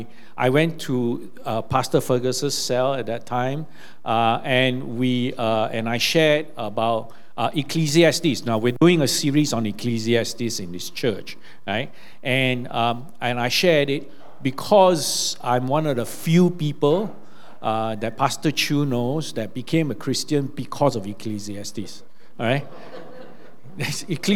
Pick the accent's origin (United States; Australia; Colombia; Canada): Australia; born there; I didn't have to pay any university fees because I was born in Australia.